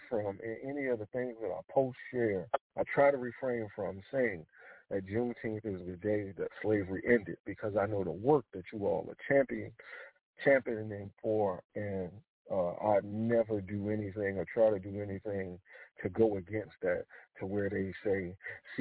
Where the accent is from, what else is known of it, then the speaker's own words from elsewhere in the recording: Philadelphia, Pennsylvania, United States; now in South Carolina, United States; my grandfather was from Winnsboro, South Carolina, even though I was born in Philadelphia and moved down back down here to South Carolina